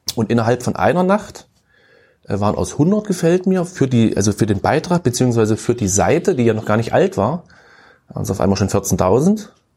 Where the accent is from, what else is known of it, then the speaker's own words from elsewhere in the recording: Köthen, Saxony-Anhalt, Germany; Also, also ich bin gebürtiger Köthen